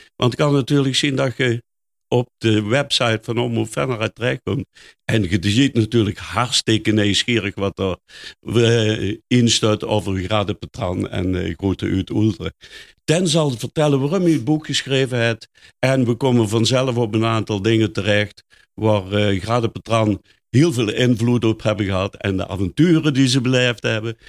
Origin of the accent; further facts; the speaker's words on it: Netherlands; ik ook uit de Meulenhoek kom.